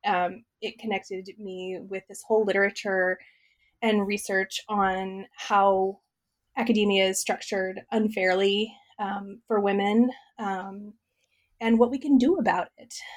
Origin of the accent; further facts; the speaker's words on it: Midwest, United States; I grew up in the Midwest um, uh, in a farm family